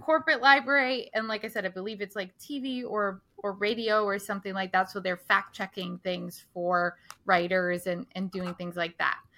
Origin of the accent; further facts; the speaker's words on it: Scituate, Rhode Island, United States; growing up in Situate